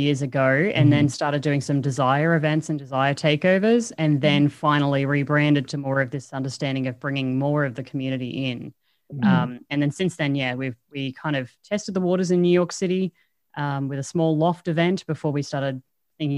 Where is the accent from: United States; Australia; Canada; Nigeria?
Australia; I speak English poorly, you know, I'm Australian.